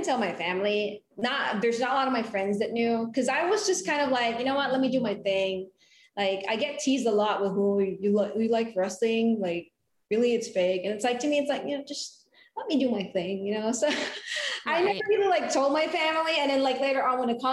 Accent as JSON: {"language": "English", "country": "Philippines", "tie": "born or raised there", "moved": "yes", "said": "I was born and raised in the Philippines"}